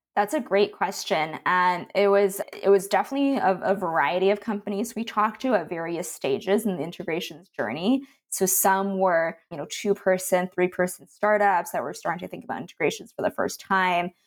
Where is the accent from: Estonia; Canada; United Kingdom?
Canada; moved away; I'm originally from Canada, and I went to school there